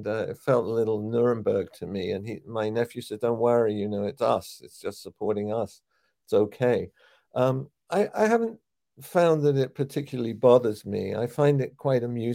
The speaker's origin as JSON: {"language": "English", "region": "London", "country": "United Kingdom", "tie": "born or raised there", "also_born_or_lived": "New York / Israel", "moved": "as an adult", "said": "where I grew up in Dollis Hill in Northwest London"}